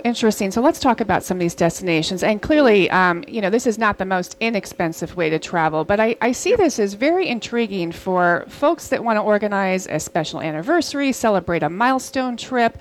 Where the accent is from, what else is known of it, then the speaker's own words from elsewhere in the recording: New Jersey, United States; New Jersey is my home state.